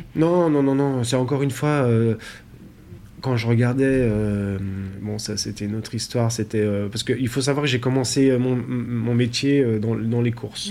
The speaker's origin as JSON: {"language": "French", "town": "Montbrison", "region": "Auvergne-Rhône-Alpes", "country": "France", "tie": "born or raised there", "also_born_or_lived": "Chalain-le-Comtal / Belgium", "said": "Je suis né à Montbrison, dans la Loire"}